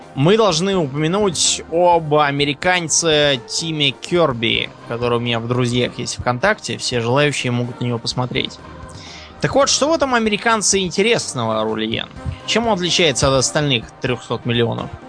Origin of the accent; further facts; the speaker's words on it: Russia; у нас, например, в России